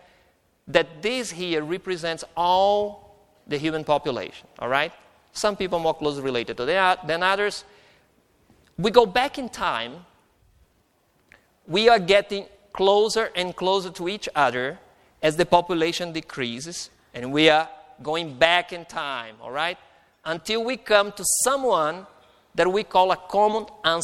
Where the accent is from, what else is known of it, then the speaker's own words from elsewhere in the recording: Brazil; moved away; also born or lived in Mainz, Germany; I am Brazilian